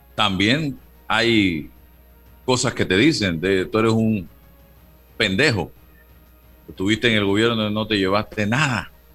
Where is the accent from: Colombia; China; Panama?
Panama; Somos panameños todos